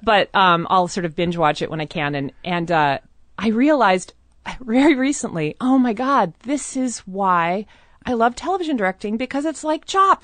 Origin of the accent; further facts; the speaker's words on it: Seattle, Washington, United States; I grew up in a very white part of town always. I moved around very, I mean, most of Seattle is very, very white.